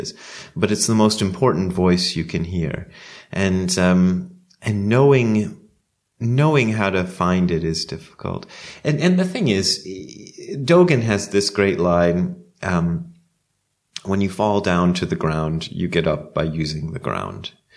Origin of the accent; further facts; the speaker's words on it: United States; moved away as an adult; also born or lived in Ohio / Japan; as an American